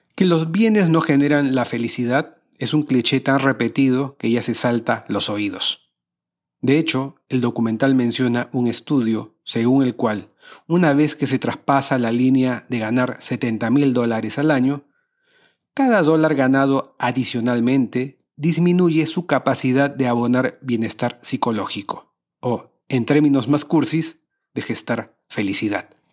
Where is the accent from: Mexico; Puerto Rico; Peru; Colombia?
Peru; En países latinoamericanos como el mío